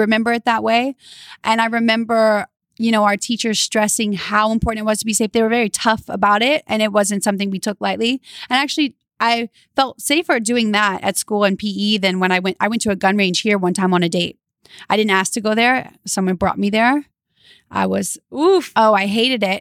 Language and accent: English; Louisiana, United States; now in California, United States; I'm from Louisiana